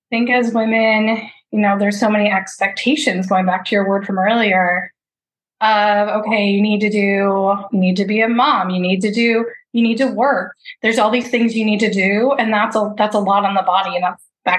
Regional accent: Midwest, United States; I was raised Catholic in the Midwest

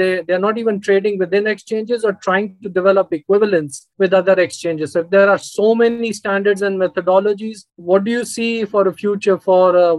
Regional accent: India; I'm from India

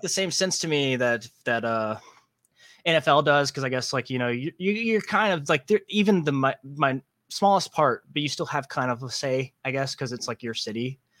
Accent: Savannah, Georgia, United States; I'm from Savannah, Georgia

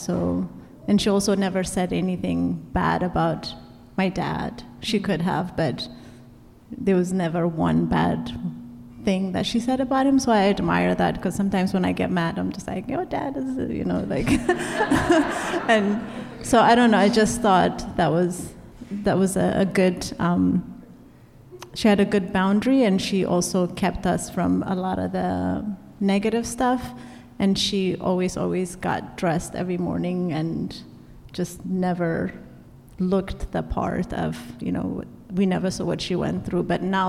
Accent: Ethiopia; now in United States; we grew up in Ethiopia, so the entire village raised us.

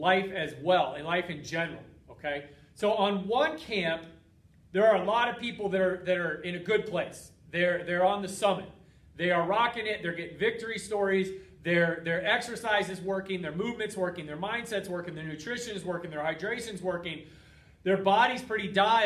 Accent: United States; from being an American for 40 years now

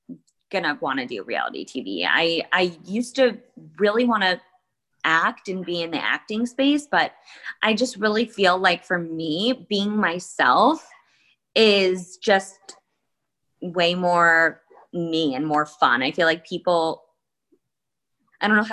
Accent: Livingston, New Jersey, United States; I grew up in New Jersey.

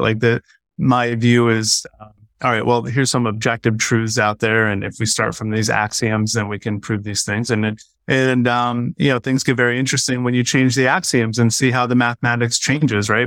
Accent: United States; as an American

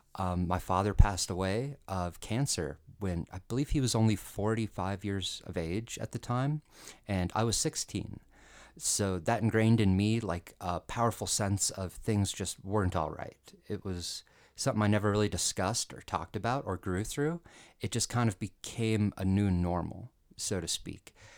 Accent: Colorado, United States; I was born and raised in Colorado, and, you know, it's kinda dry here

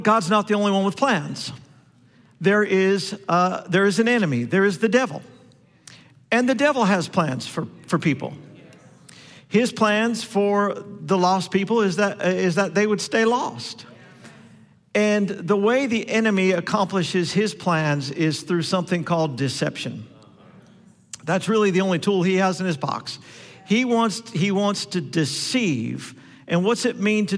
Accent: Denver, Colorado, United States; I'm from Denver

